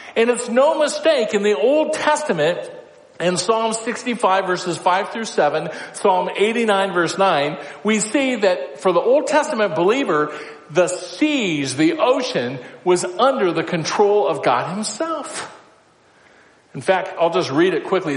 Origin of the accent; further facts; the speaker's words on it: Council Bluffs, Iowa, United States; moved away; also born or lived in North Dakota; I grew up in Council Bluffs.